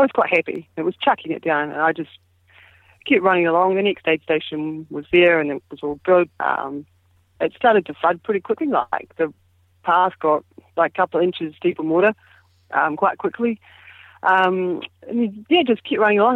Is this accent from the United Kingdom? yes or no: no; New Zealand; being a Kiwi